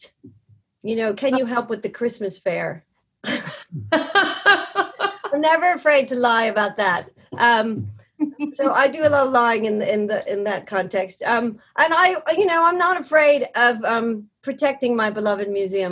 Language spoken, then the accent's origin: English; New York, United States; You also just get hardwired as a New Yorker